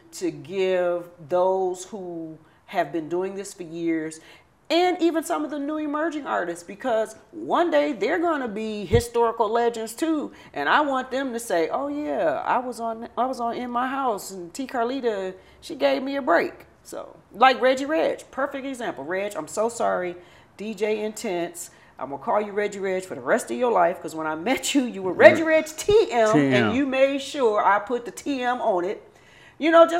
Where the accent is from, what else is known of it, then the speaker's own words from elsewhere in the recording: Detroit, Michigan, United States; we are Detroit